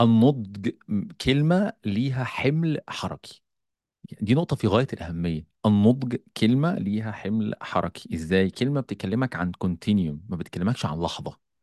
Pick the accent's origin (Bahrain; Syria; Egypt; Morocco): Egypt; عندنا في مصر